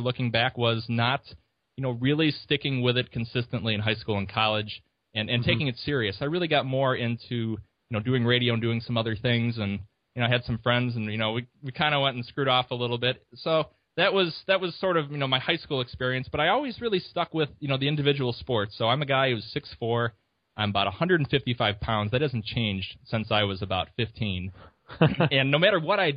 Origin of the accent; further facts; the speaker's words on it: La Grange, Illinois, United States; also born or lived in Champaign-Urbana, Illinois; I'm originally from the Chicago area. Grew outside about 15 minutes from downtown in a great little suburb called LaGrange